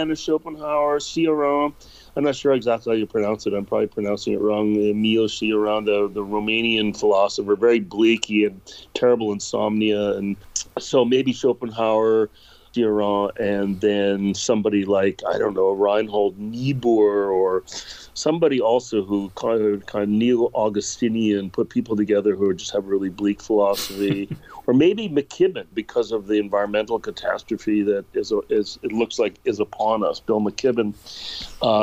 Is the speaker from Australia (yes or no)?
no; Canada; moved away as an adult; also born or lived in Zurich, Switzerland / Berlin, Germany / Berkeley, United States; now in San Francisco, United States; I'm Canadian, and I went to Zurich